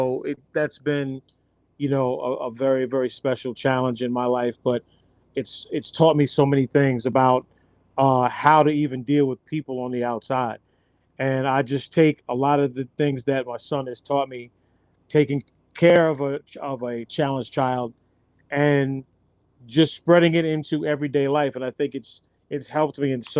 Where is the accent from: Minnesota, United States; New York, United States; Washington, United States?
New York, United States; we're from New York. We're from the 90s.